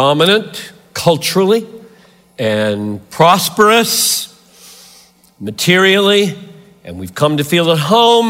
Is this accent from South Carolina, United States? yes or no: yes; Greenville, South Carolina, United States; moved away; I grew up 3 hours from here in Greenville, South Carolina. I'm a Southerner by birth.